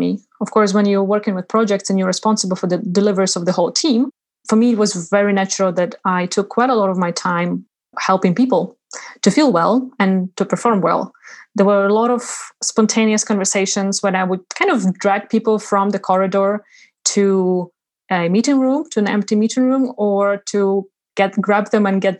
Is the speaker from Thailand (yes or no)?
no; Ukraine; moved away as an adult; also born or lived in Uzbekistan / Sweden / England; now in Iceland; I'm Ukrainian, yet I was born in Uzbekistan. When I was 1.5 years, we moved back to Ukraine with my parents. And I grew up there